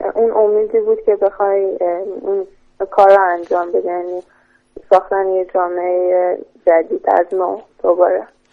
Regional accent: Tehran, Tehran Province, Iran

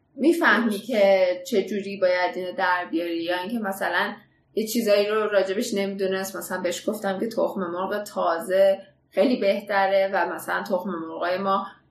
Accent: Iran; من خودم به عنوان یه ایرانی

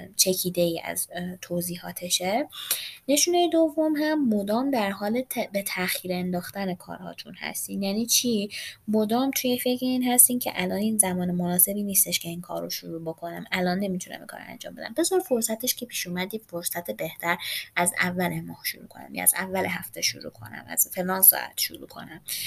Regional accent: Iran; ایرانی هستیم و وطنمون برمون مهمه

